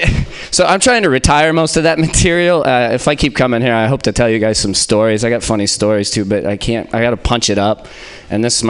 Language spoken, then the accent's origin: English; Midwest, United States; I'm from the Midwest